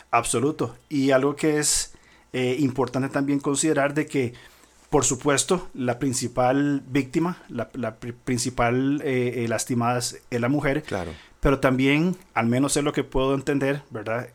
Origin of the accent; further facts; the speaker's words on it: Costa Rica; como costarricenses, en una cultura latinoamericana del siglo XXI